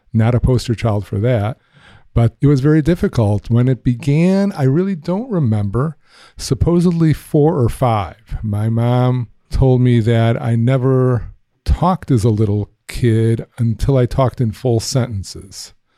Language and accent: English; Highland Park, Illinois, United States; I grew up in Highland Park. That's in the north shore of Chicago.